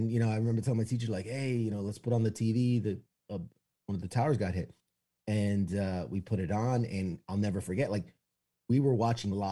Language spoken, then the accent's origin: English; New York City, New York, United States; Uh, I was born and raised in New York City, uh, Manhattan. I, have I've lost a bit of the accent, you know, unless I say coffee and water.